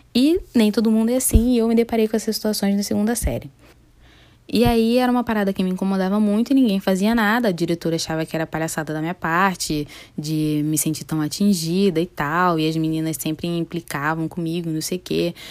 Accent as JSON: {"language": "Portuguese", "town": "Niterói", "region": "Rio de Janeiro", "country": "Brazil", "tie": "born or raised there", "said": "Eu nasci no Hospital Antônio Pedro, aqui em Niterói. Eu sou de Niterói, Rio de Janeiro"}